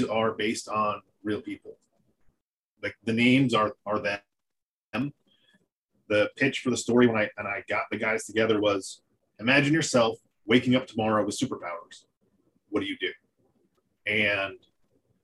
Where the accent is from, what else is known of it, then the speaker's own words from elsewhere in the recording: North Carolina, United States; I'm from North Carolina